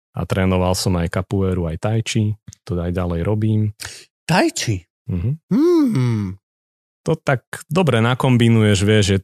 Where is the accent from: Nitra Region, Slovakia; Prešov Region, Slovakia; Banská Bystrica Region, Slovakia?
Nitra Region, Slovakia; Nitra; moved away as an adult; also born or lived in Bratislava; now in Vienna, Austria; Áno, vyrastal som v Nitre v paneláku.